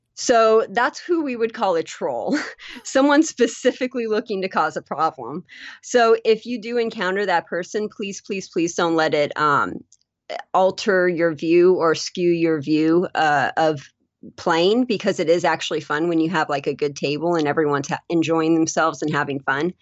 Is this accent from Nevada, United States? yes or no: yes; Las Vegas, Nevada, United States; born and raised in Las Vegas and you go out and you travel to other places and at the other places they're like, "Oh, where are you from?" "Oh, I'm from Las Vegas."